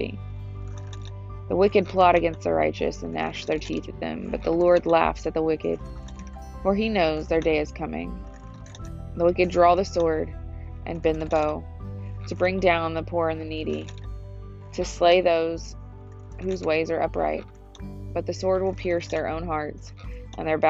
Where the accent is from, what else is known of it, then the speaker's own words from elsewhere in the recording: United States; the freedoms that I have as an American.